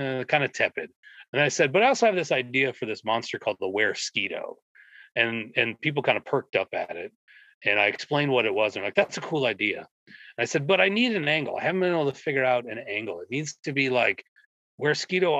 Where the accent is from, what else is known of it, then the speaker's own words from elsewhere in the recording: Minnesota, United States; I'm from Minnesota, and there's a lot of standing water here, lots of lakes